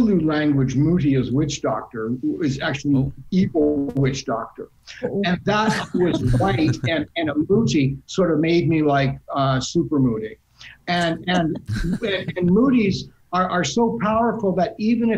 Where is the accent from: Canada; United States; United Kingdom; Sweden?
Canada; I'm a Canadian.